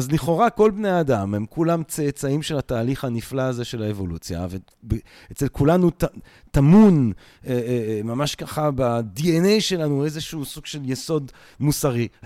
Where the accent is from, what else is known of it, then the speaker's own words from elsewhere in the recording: Antwerp, Flanders, Belgium; moved away; אבא שלך ואני נולדנו באותו חור, בקיצור. מדהים. כן, אני מאנטוורפן.